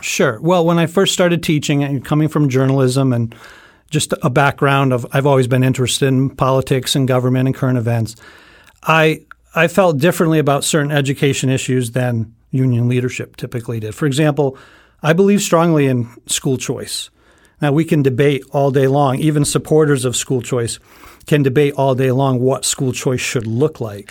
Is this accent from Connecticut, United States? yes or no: yes; North Stonington, Connecticut, United States; I've been teaching for sixteen years in my hometown of North Stonington, Connecticut